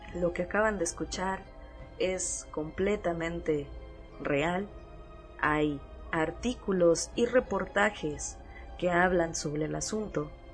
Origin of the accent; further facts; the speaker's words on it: Mexico; en mi país